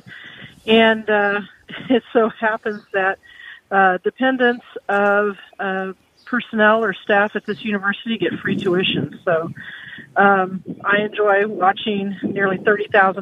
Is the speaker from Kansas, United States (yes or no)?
yes; Salina, Kansas, United States; my hometown of Salina